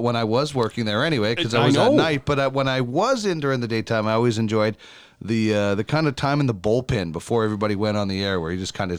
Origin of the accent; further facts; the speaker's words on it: Winnipeg, Manitoba, Canada; I grew up in Winnipeg.